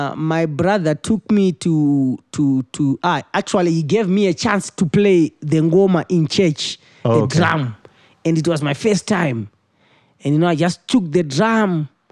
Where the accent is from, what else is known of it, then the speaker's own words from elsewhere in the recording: Harare, Zimbabwe; I was born and bred in Zimbabwe, Harare.